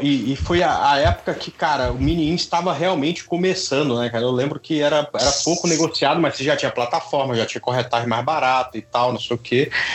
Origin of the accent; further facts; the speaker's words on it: Goiânia, Goiás, Brazil; moved away as an adult; also born or lived in Tocantins; Eu sou goiano também, Paulo. Morei aí até 1995.